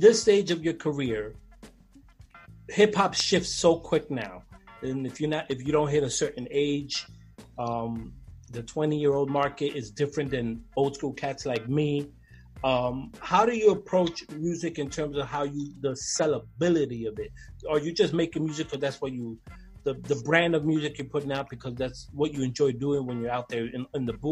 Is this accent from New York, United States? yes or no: yes; Brooklyn, New York, United States; I grew up in Brooklyn